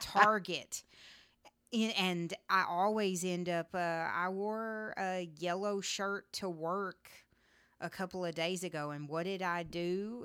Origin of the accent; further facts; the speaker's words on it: Texas, United States; I'm a Texan